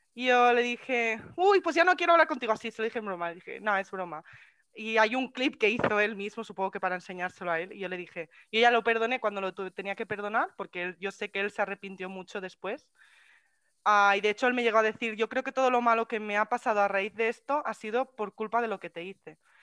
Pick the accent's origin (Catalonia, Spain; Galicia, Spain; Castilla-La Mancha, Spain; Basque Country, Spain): Catalonia, Spain; soy catalana, catalana y española